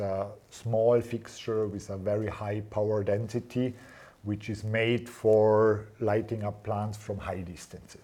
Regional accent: near Schruns, Vorarlberg, Austria; we moved to Schruns, yeah, mm-hmm. because it's close to my hometown

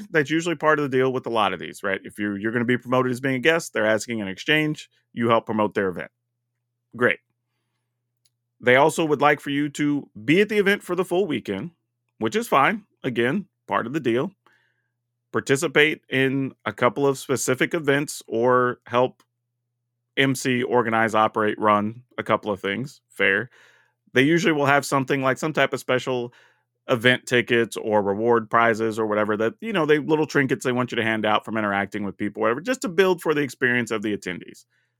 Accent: Texas, United States; You know, being formerly Texan, that's fine.

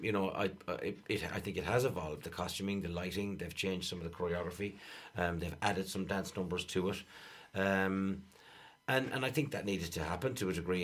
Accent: Ireland; us as Irish people

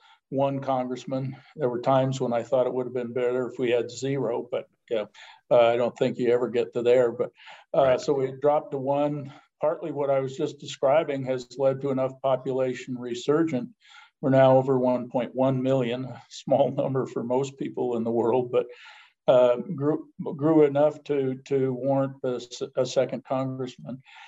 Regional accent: Montana, United States; moved away as an adult; also born or lived in Washington; Growing up in Montana, the little town I grew up in was next to the Crow Indian Reservation.

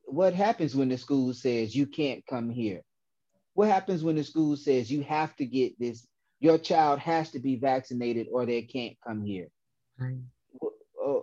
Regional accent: Decatur, Georgia, United States; I grew up and live in South DeKalb

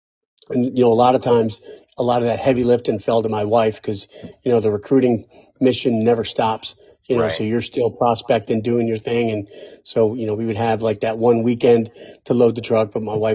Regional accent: Poughkeepsie, New York, United States; I reached back and was able to get a by name request to go back to my hometown of Poughkeepsie, New York.

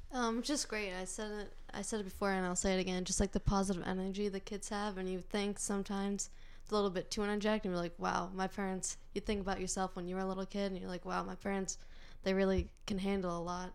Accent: North Andover, Massachusetts, United States; born or raised there

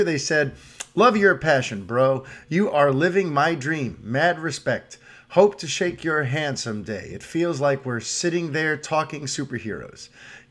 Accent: New York City, New York, United States; As a New Yorker, we tend to just kind of have tunnel vision. Yeah, I grew up in an apartment building

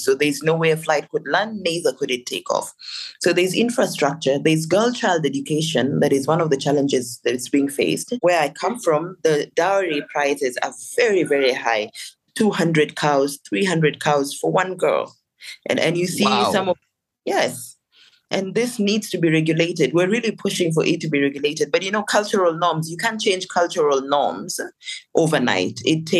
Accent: Lakes, South Sudan; I come from Lake State. It's actually called Lake State because we're surrounded by so many lakes.

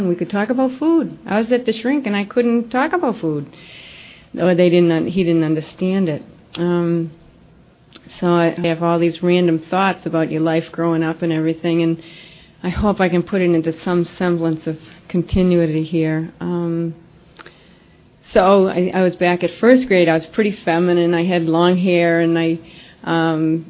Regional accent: Lexington, Massachusetts, United States; also born or lived in Lynnfield, Massachusetts; I did grow up in Boston. I grew up in Lexington, Mass.

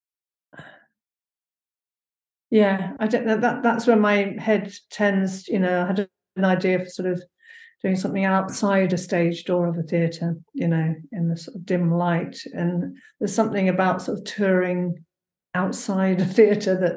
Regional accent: London, United Kingdom; now in Hebden Bridge, United Kingdom; I'm a Londoner

